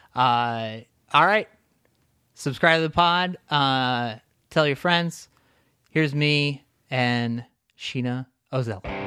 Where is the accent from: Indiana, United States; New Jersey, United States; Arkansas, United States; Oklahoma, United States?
New Jersey, United States; moved away; I grew up in New Jersey